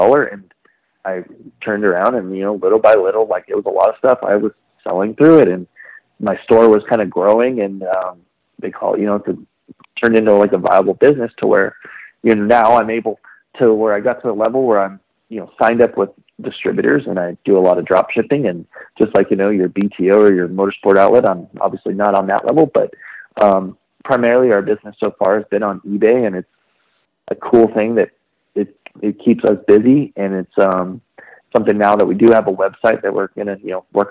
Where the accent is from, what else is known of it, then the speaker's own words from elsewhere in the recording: just outside of Sacramento, California, United States; I was born in just outside of Sacramento, and I'm always been from just near Hangtown Motocross Track